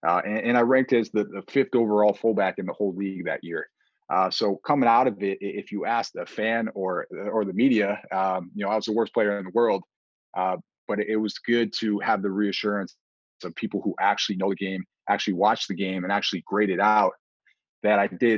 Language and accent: English; Buffalo, New York, United States; Yeah, so we grew up Bills Mafia all the way.